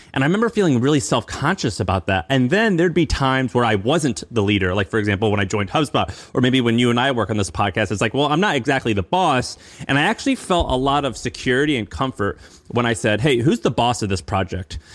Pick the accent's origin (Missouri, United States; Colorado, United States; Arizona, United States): Missouri, United States; I'm from Missouri